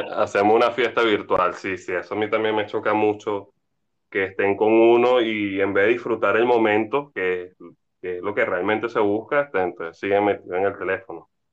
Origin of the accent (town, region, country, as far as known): Venezuela